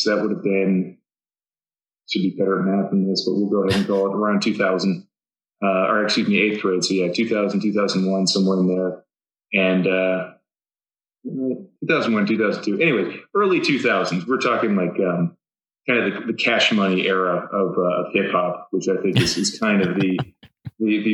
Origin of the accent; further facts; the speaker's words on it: Gainesville, Florida, United States; moved away as an adult; also born or lived in California / Tortola, British Virgin Islands / Georgia; we moved to Gainesville, Florida, which is where I spent most of my childhood